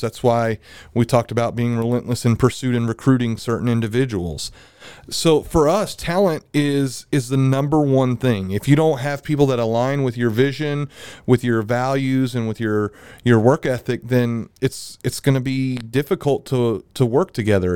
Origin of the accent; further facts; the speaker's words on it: Milton, Florida, United States; I'm from Milton